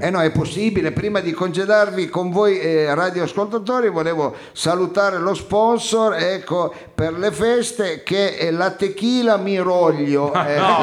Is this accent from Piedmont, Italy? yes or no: yes; Turin, Piedmont, Italy; Io sono di Torino